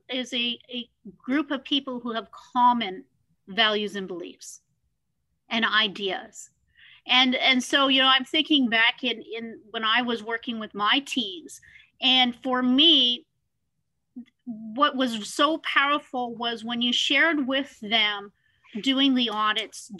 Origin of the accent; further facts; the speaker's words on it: Canada; Being Canadian